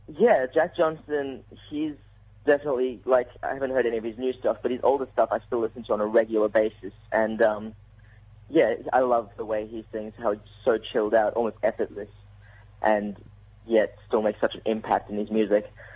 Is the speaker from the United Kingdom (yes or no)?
no; South Africa; I'm South African